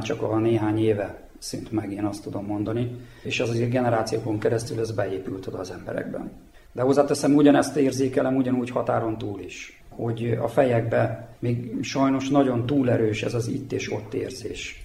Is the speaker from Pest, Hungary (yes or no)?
no; a village near Kecskemét, Bács-Kiskun, Hungary; moved away as an adult; also born or lived in Szeged, Hungary; now in Horgos, Serbia; Én Szegeden születtem, három generációs szegedi vagyok, de a gyerekkoromat egy Kecskemét melletti faluba töltöttem.